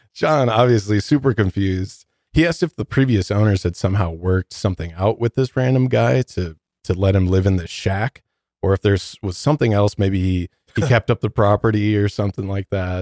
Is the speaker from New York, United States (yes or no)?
no; Detroit, Michigan, United States; now in Denver, United States; I'm from Detroit